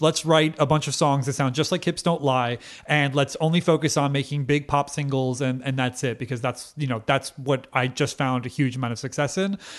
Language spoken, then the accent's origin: English; United States; we're American